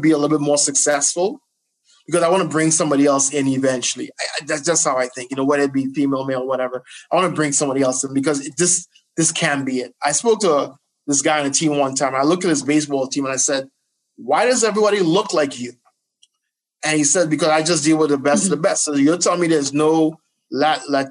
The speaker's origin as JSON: {"language": "English", "country": "Trinidad & Tobago", "tie": "born or raised there", "also_born_or_lived": "New Jersey, United States", "moved": "yes", "lives_now": "United States", "said": "I was born in Jersey and I actually grew up in Trinidad"}